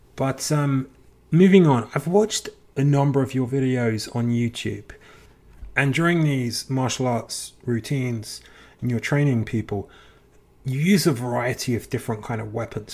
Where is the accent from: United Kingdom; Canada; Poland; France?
United Kingdom; England; as a kid growing up in England